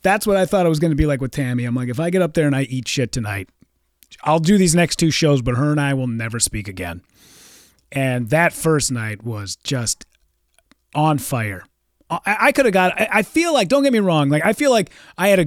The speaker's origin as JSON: {"language": "English", "town": "Richfield", "region": "Minnesota", "country": "United States", "tie": "born or raised there", "said": "Richfield. My hometown"}